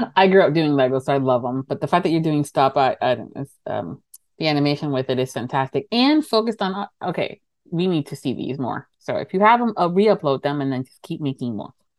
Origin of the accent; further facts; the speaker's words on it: Miami, Florida, United States; I'm from Miami. And I'm from Florida